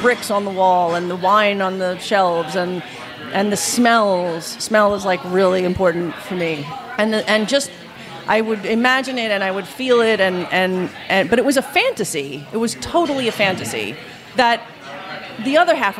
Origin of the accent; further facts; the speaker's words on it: New York City, New York, United States; moved away as an adult; now in Los Angeles, United States; I'm not from Italy. I'm from New York.